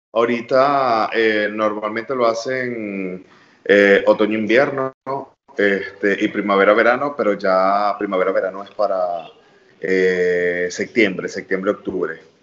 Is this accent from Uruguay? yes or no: no; Venezuela; now in New York, United States; como venezolano